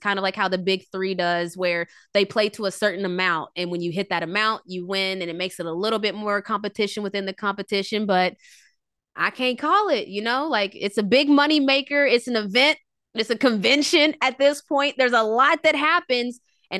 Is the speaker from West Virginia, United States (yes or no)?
yes; West Virginia, United States; Oh, listen, …, y'all know I'm from West Virginia, 304 to 404, and … is coming out with a country album.